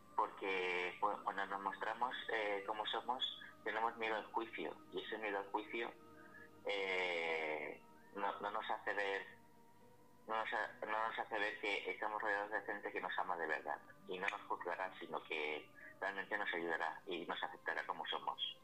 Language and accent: Spanish; Alcalá, Spain; aquí en Alcalá de mi pueblo